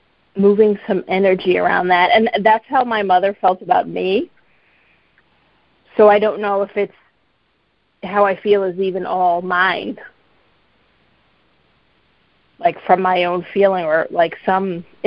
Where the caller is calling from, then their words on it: Boston, Massachusetts, United States; Hi, from Boston.